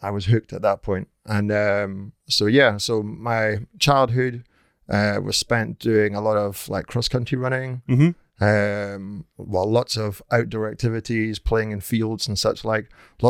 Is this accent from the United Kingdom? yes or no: yes; North Uist, Scotland, United Kingdom; now in Edinburgh, United Kingdom; Well, I live and work in Edinburgh now, but I'm from the Outer Hebrides originally, from North Uist. So I grew up there my entire childhood up until leaving school.